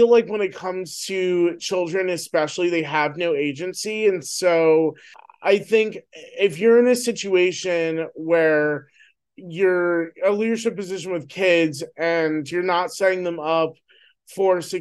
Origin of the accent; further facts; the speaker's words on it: New Jersey, United States; I'm from New Jersey